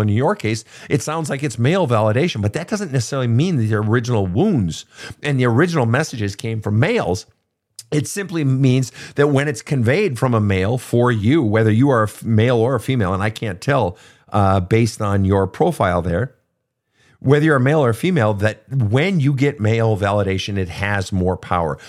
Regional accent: Minnesota, United States; my home state of Minnesota

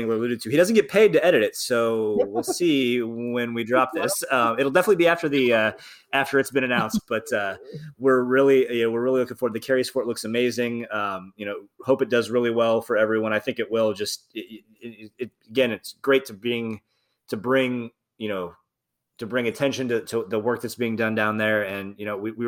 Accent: Mishawaka, Indiana, United States; moved away; I'm from Mishawaka, Indiana, about an hour and a half north of where he's from.

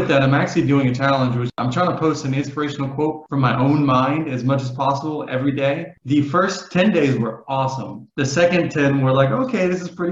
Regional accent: Maryland, United States; also born or lived in Philadelphia, Pennsylvania; It was a public military academy in Maryland. So I was born in Philly, moved to Maryland all around

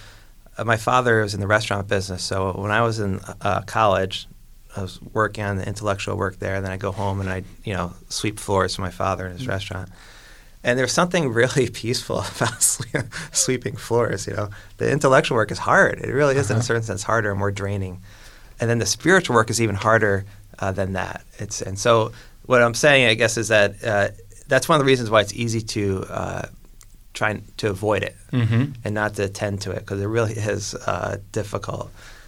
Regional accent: New York, United States; now in Chicago, United States; I'm from New York

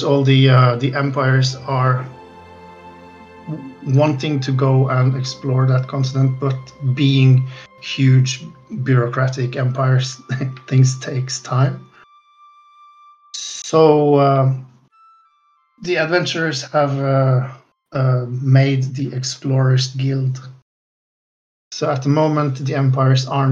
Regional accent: Trondheim, Trøndelag, Norway; It's a borough in my hometown

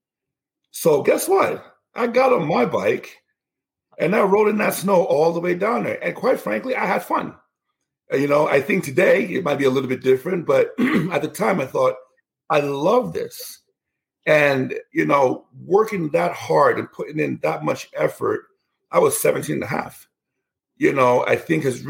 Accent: Nigeria; Where I come from in Nigeria, I'm from the Igbo tribe

